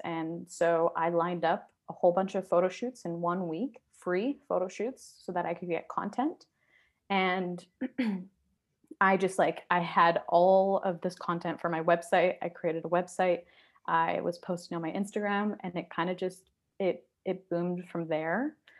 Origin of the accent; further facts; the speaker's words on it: Surrey, British Columbia, Canada; also born or lived in East Vancouver; now in Vancouver, Canada; I live in East Vancouver, but I grew up in Surrey.